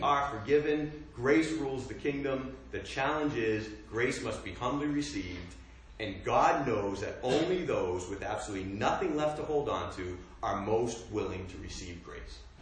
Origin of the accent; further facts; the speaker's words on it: United States; growing up in America